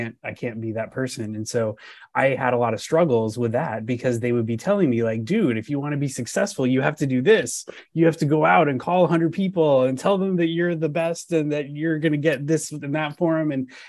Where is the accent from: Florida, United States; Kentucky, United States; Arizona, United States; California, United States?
California, United States; Southern; moved away as an adult; now in Northern California, United States; Yeah. So I grew up in Southern California.